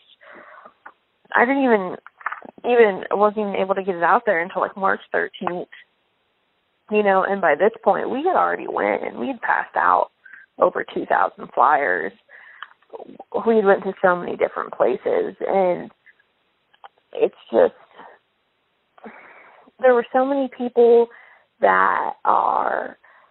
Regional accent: Wilmington, United States; we're from Wilmington.

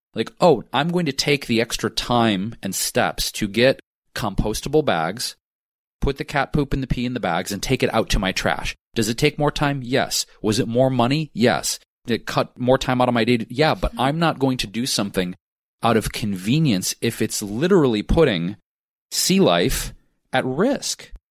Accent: Detroit, Michigan, United States; now in Los Angeles, United States; my entire life growing up in Detroit

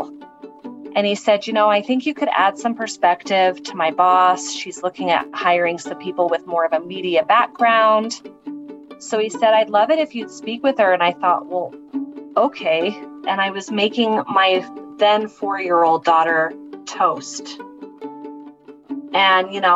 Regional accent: Layton, Utah, United States; I'm from Layton, Utah, and I'm the program manager for the Return Utah program

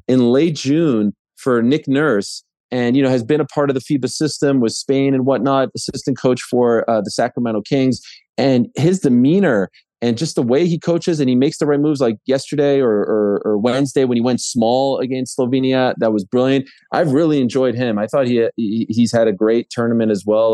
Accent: Canada; my country, my home country of Canada

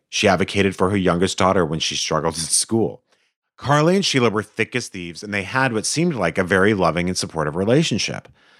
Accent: Ann Arbor, Michigan, United States; I grew up in Ann Arbor, Michigan, home of Zingerman's

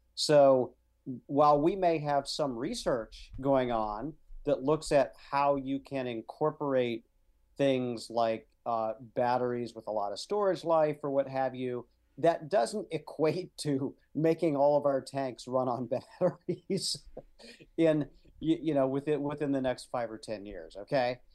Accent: Midwest, United States; I was raised in the Midwest.

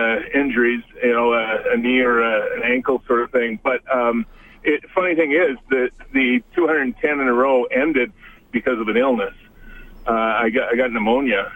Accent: Toronto, Ontario, Canada; moved away as an adult; also born or lived in Edmonton; I came from Toronto

